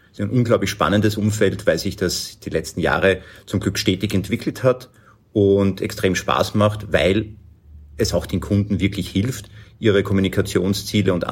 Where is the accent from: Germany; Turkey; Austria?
Austria; Lower Austria; now in Vienna, Austria; ich komme aus dem wunderschönen Niederösterreich, lebe aber schon sehr lange in Wien